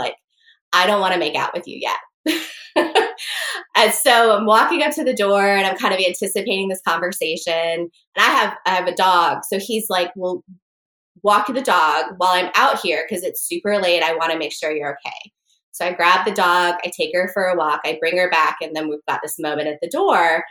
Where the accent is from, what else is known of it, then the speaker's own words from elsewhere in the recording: North Carolina, United States; I'm from North Carolina